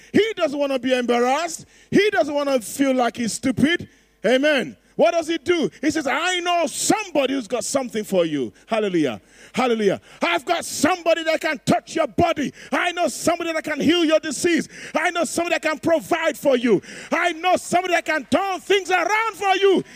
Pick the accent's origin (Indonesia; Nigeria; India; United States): Nigeria; I'm Nigerian